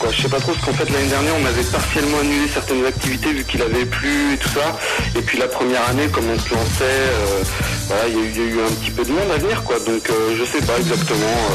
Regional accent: Sucé-sur-Erdre, Pays de la Loire, France; on est de Nantes, juste à côté de Nantes, même euh, de sucé sur herbe en fait

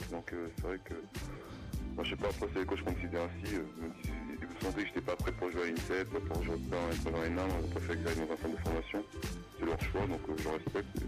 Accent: near Caen, Normandy, France; now in Le Mans, France; dans un petit village, j'habitais à côté de Caen, en Normandie. Après, j'étais au collège pour à Caen jusqu'à 14 ans.

